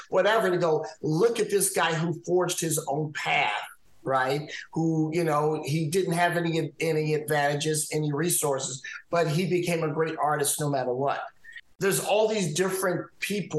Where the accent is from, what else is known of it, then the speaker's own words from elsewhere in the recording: Midwest, United States; as a teenager growing up in the Midwest